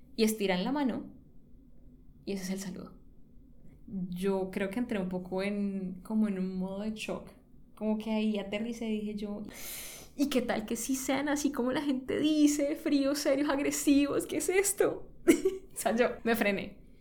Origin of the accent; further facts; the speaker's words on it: Cali, Valle del Cauca, Colombia; moved away; yo soy caleña y pues yo crecí, me crié en Cali